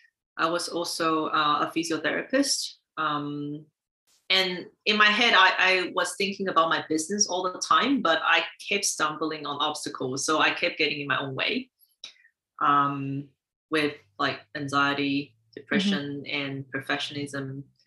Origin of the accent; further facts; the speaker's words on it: Taiwan; born there; moved away; also born or lived in United States / Finland / Singapore; I was born in Taiwan, and I lived in the US, Finland, and Singapore.